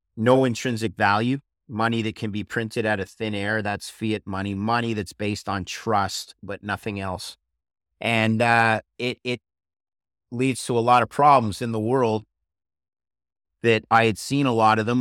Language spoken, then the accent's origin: English; Montreal, Quebec, Canada; my hometown of Montreal